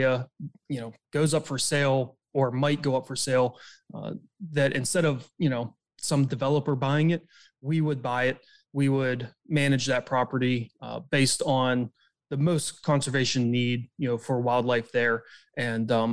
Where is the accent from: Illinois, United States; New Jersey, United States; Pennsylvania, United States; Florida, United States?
Pennsylvania, United States; just outside of Pittsburgh, Western; I'm from Western Pennsylvania, just outside of Pittsburgh. I grew up as an outdoors kid.